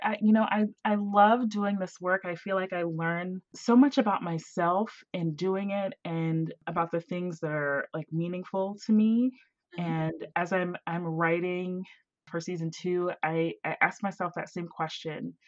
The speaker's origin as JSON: {"language": "English", "region": "Southern West Virginia", "country": "United States", "tie": "born or raised there", "moved": "yes", "said": "I was born and raised in a little town in, in West Virginia, Southern West Virginia, right next to Ohio."}